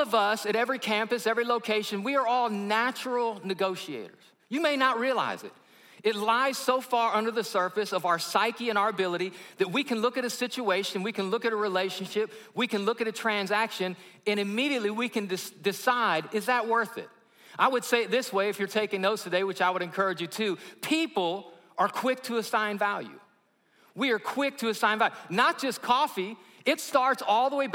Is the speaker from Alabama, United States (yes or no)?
yes; Alabama, United States; I'm from Alabama